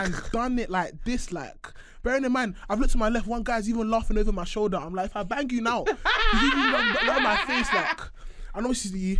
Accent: London, United Kingdom; everyone's from South, and like, yeah, I'm from South

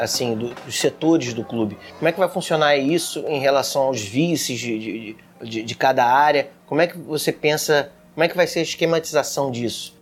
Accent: Rio de Janeiro, Brazil; nós que somos aqui do Rio

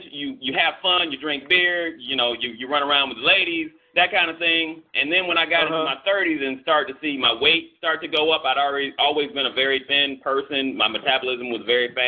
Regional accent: Florida, United States; now in Atlanta, United States; I'm originally from Florida

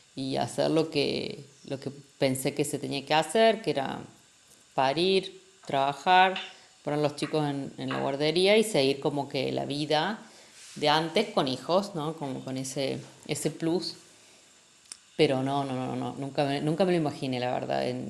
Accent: Argentina; moved away as an adult; also born or lived in Mexico; now in Spain; yo soy de Argentina, nativa, aunque ahora vivimos en España

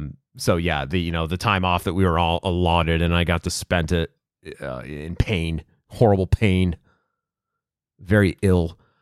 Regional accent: Worcester, Massachusetts, United States; I can tell you the genesis of the leash for me is I grew up in Worcester and.

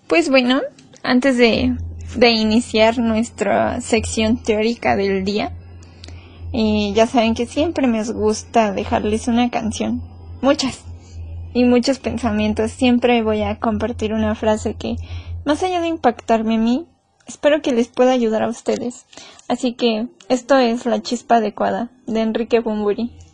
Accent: Mexico; Somos mexicanos

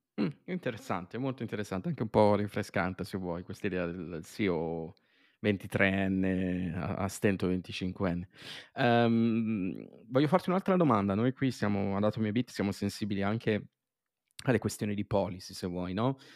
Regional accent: near Milan, Lombardy, Italy; sono nato e cresciuto vicino a Milano

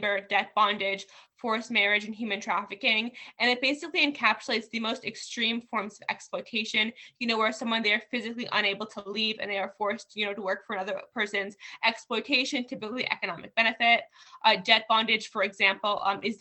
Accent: New Jersey, United States; now in California, United States; I was born in New Jersey. I lived there for a while.

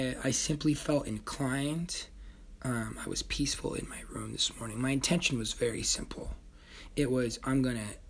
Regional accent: Tucson, Arizona, United States; I'm from Tucson, Arizona, so we say guitar

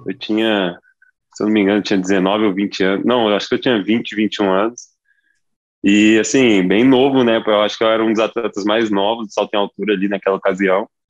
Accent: Ribeirão Preto, São Paulo, Brazil; Eu sou nascido em Ribeirão

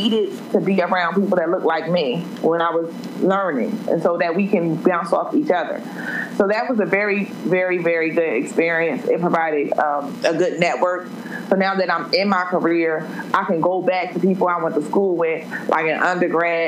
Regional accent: Trenton, New Jersey, United States; now in Atlanta, United States; I'm originally from Trenton, New Jersey. Grew up in a single mother household with my two older brothers

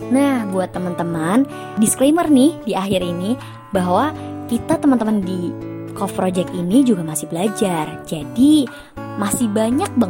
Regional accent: Yogyakarta, Special Region of Yogyakarta, Indonesia; Aku orang Jogja, terus nenek kita orang Jakarta nih.

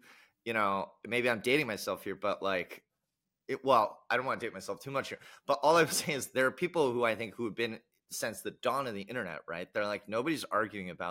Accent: United States; I can speak as an American, in the US at least

